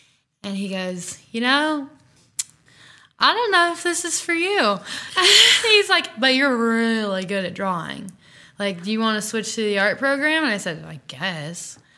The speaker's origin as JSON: {"language": "English", "region": "Indiana", "country": "United States", "tie": "born or raised there", "said": "I get on the bus home to Indiana."}